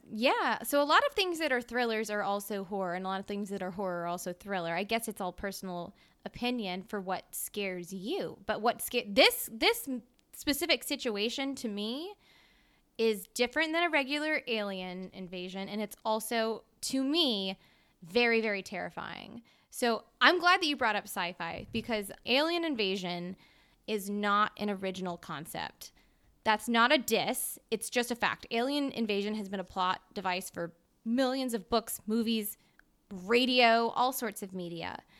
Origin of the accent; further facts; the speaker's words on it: Mississippi, United States; I'm from Mississippi